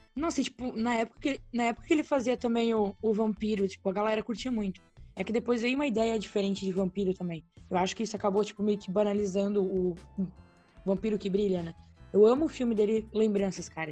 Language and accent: Portuguese; Brusque, Santa Catarina, Brazil; sou de Santa Catarina, cidade